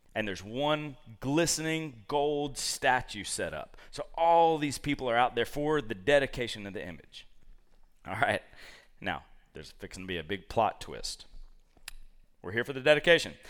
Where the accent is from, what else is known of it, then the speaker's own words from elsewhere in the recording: Georgia, United States; moved away; I root for the University of Georgia 'cause I'm from Georgia